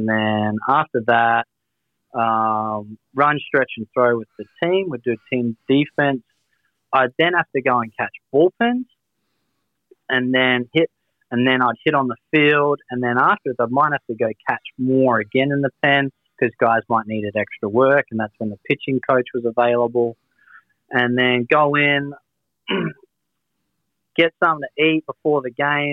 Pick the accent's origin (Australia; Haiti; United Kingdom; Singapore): Australia